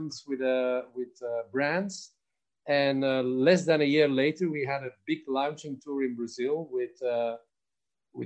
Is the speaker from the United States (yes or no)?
no; Belgium; moved away as an adult; now in Spain; originally I'm from Belgium, although I live 23 years in Spain now.